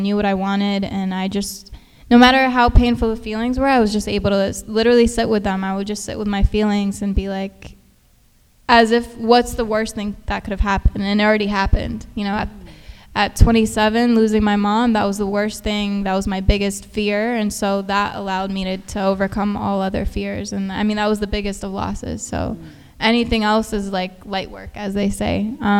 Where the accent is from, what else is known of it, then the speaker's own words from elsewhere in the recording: Houston, Texas, United States; I grew up in Houston